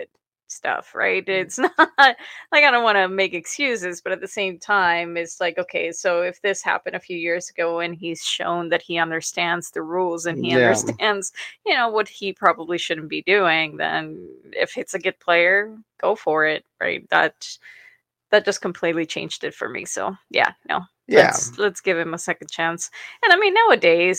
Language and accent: English; Mexico; now in Edmonton, Canada; I come from Mexico